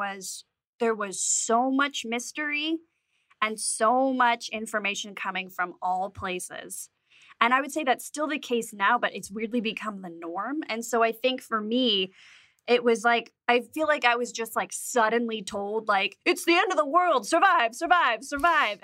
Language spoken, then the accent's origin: English; Las Vegas, Nevada, United States; I'm from Vegas